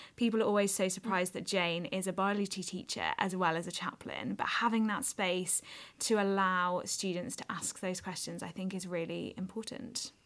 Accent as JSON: {"language": "English", "town": "Wolverhampton", "region": "West Midlands", "country": "United Kingdom", "tie": "born or raised there", "also_born_or_lived": "Edinburgh", "moved": "as an adult", "said": "I was born and brought up in Wolverhampton, went to school there"}